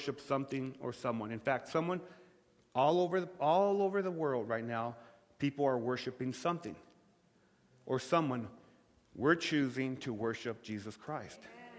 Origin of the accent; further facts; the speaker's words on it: Lordsburg, New Mexico, United States; moved away; my hometown